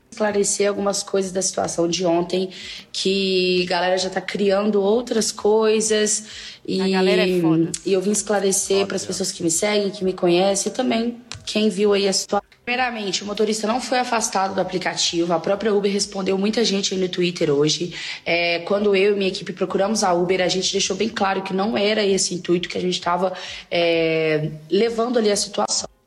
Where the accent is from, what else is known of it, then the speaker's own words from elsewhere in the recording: Belo Horizonte, Minas Gerais, Brazil; moved away as an adult; now in São Paulo, Brazil; para quem não sabe, eu sou de Belo Horizonte, aqui eu tenho meu carro, tenho minha estrutura. Me mudei para São Paulo tem um mês e poucos dias